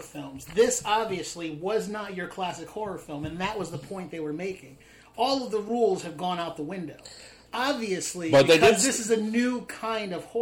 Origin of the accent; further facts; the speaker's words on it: Winter Park, Florida, United States; I grew up in Winter Park, Florida